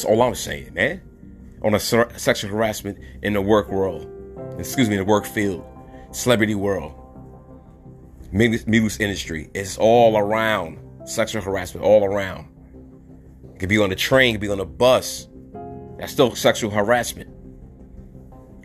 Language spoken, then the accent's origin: English; New York City, New York, United States; I'm from New York City